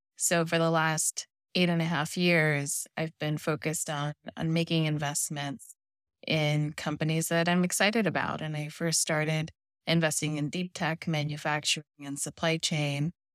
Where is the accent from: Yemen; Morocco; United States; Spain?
United States; Los Angeles, California; also born or lived in Mexico; I was born in Mexico, grew up in Los Angeles